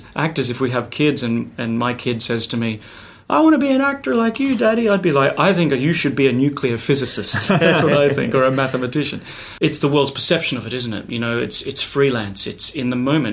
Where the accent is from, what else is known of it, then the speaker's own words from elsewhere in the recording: Queensland, Australia; I grew up single mother in Queensland, and I was raised with my grandparents for about 14 years